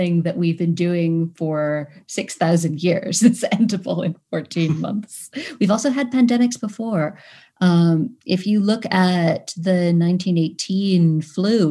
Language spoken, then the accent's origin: English; New York City, New York, United States; I come from Manhattan in New York City